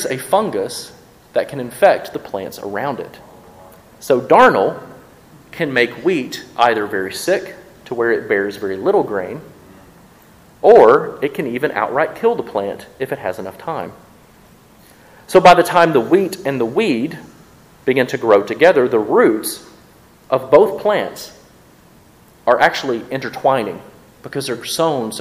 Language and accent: English; Mississippi, United States; I'm from Mississippi